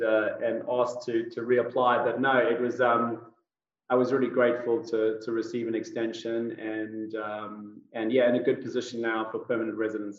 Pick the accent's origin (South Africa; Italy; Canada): South Africa; also born or lived in United Kingdom; now in United States; No, I'm South African born and bred. Most people don't get my accent right straight off the bat. And that's because it's been a little bit of a melting pot of British thrown in there from my 20 years living in the United Kingdom.